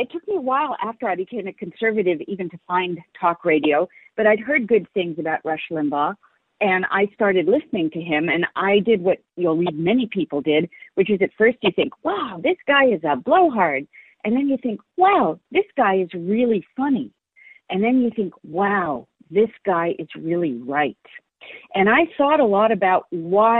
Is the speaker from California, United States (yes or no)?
yes; San Francisco, California, United States; I was raised in San Francisco and was part of the San Francisco scene.